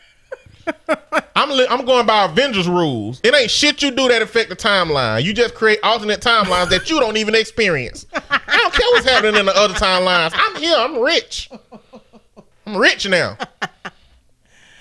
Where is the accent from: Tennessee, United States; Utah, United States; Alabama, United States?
Alabama, United States; a show that they produce out of my hometown called The Real Housewives of Alabama